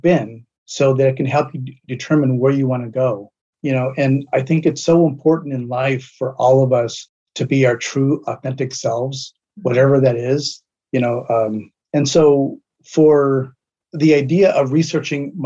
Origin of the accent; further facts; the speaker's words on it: La Puente, California, United States; also born or lived in East Los Angeles, California; I was born in East LA, and my parents, when I was very young, they bought their first home in a suburb on the outskirts of LA County called La Puente, and that's where I grew up